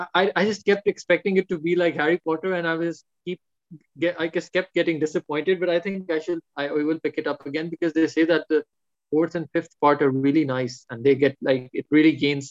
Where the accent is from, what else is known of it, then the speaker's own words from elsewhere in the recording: Pakistan; I'm a Pakistani